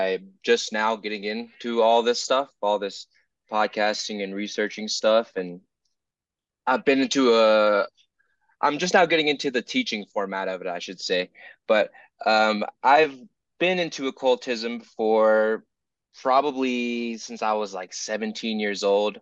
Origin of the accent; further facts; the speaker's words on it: the South, United States; I'm from the South, so like, you know, Pentecostal Christian upbringing